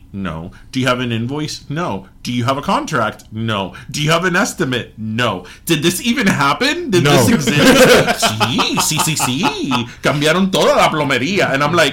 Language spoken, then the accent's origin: English; Miami, Florida, United States; we're from Miami